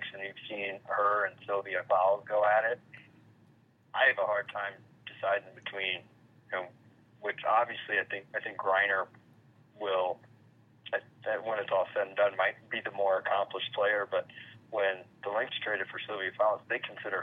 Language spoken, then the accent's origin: English; Phoenix, Arizona, United States; I am from Phoenix and grew up a Suns fan